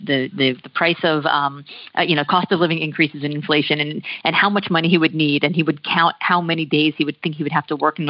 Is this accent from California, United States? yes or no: no; Miami, Florida, United States; moved away as an adult; also born or lived in New York City / Texas; I was born in New York City and grew up in Miami